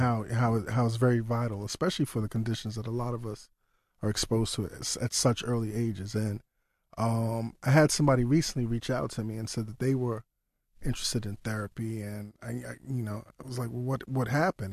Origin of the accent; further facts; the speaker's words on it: New York City, New York, United States; growing up in Brooklyn